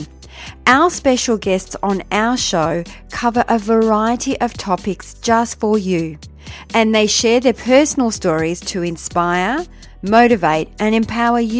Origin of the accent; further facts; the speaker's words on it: Melbourne, Victoria, Australia; actually from Melbourne, my hometown